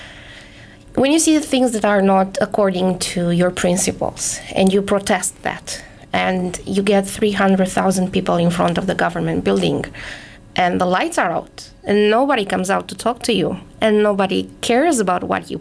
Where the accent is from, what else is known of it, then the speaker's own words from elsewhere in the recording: Bucharest, Romania; moved away as an adult; now in Canada; I was born in Bucharest, which is the capital city, so I'm a big city girl. I lived my whole life in a very crowded metropolis